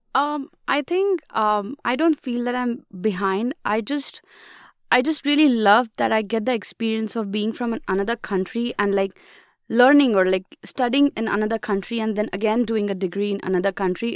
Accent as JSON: {"language": "English", "town": "Mumbai", "region": "Maharashtra", "country": "India", "moved": "as an adult", "lives_now": "United States", "said": "I come from India, and particularly Mumbai city."}